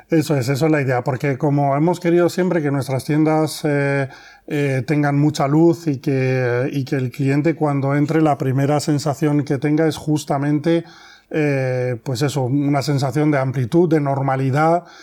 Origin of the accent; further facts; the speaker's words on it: France; now in Spain; nosotros eh, venimos de Francia y veníamos ya con una experiencia en este sector de actividad y aquí en España